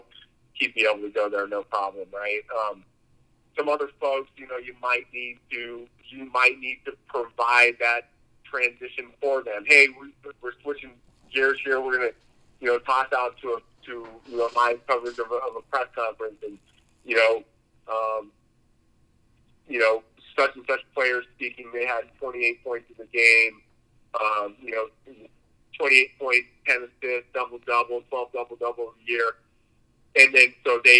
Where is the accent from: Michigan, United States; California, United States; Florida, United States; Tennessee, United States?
California, United States; San Diego; also born or lived in New York City; I'm a Southern California native, it's 100% the West Coast.